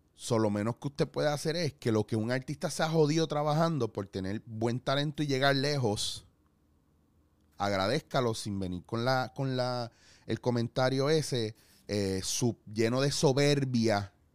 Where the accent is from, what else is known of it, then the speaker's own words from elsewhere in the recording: Puerto Rico; como puertorriqueños